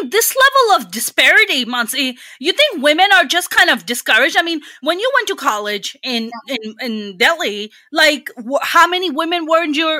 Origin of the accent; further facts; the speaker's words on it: Pakistan; now in United States; you and I come from Pakistan